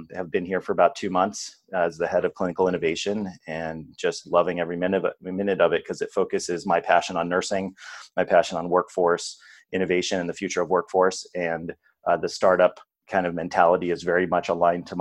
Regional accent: California, United States; moved away as an adult; also born or lived in Arizona / Ohio; I'm from California

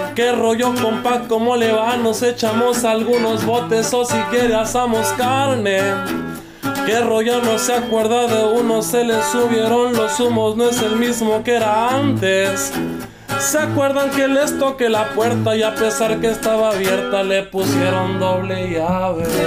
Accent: Angostura, Sinaloa, Mexico; somos de ahí de Chinitos Angostura

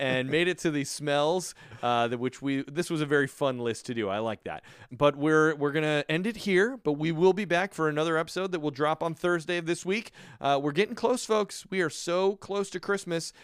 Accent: Chicago, Illinois, United States; moved away; also born or lived in New York / California / Florida; growing up in Chicago and many years, uh, living in New York

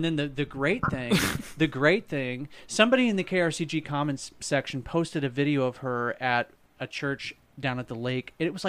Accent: Jefferson City, Missouri, United States; When I was a little kid, I grew up in Jeff City on Shawn Drive.

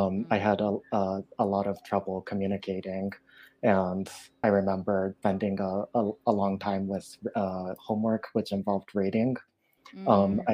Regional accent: Japan; moved away; also born or lived in Michigan; I was born in Michigan when my father was completing his master's in Michigan. And then we moved to Japan. So my earliest memories are from Japan and growing up in Japan.

